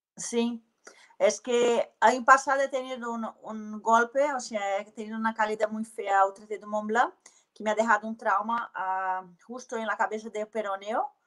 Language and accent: Spanish; Belo Horizonte, Minas Gerais, Brazil; Spanish is a second language; moved away; also born or lived in New Zealand / Spain; Soy de Belo Horizonte